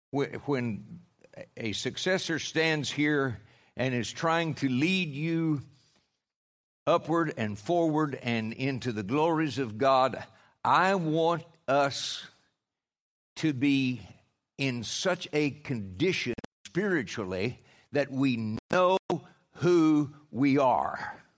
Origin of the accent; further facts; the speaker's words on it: Oklahoma, United States; I'm from Oklahoma